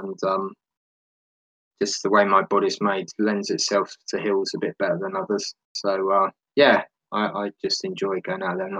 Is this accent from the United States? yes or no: no; London, United Kingdom; now in Devon, United Kingdom; And I'm from England, born and bred in London. I've moved out of the city to the southwest of Devon, which is a lot more rural for me.